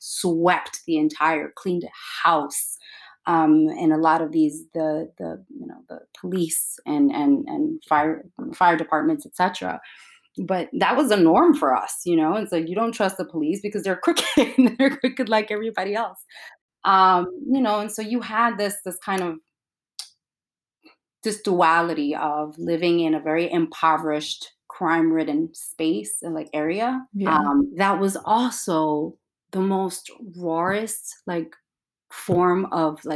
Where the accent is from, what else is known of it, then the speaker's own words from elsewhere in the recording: New York City, New York, United States; I was growing up in Williamsburg